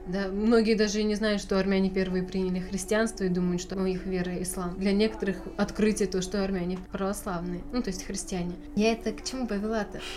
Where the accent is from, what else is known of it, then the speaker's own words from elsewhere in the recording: Novosibirsk, Novosibirsk Oblast, Russia; Родилась я в Новосибирске